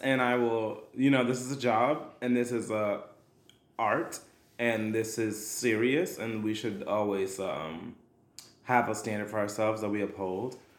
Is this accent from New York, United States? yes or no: yes; New York City, New York, United States; I am a singer, actor, dancer who was born and raised in Brooklyn, New York